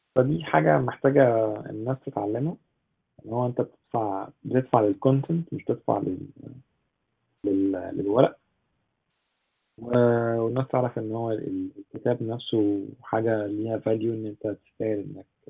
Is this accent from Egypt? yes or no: yes; Egypt